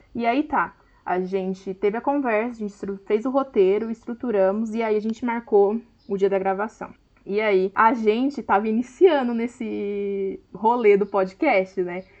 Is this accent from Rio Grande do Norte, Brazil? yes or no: no; Hortolândia, São Paulo, Brazil; sou de Hortolândia, São Paulo